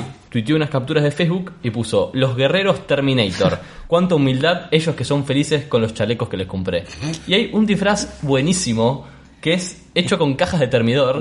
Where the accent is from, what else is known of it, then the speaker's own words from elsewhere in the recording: Rosario, Santa Fe, Argentina; aquí en Rosario, en nuestra ciudad de Argentina